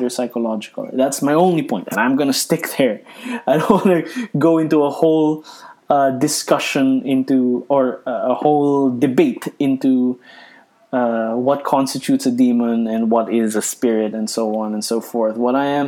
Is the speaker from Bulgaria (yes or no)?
no; Philippines; I'm a Filipino Catholic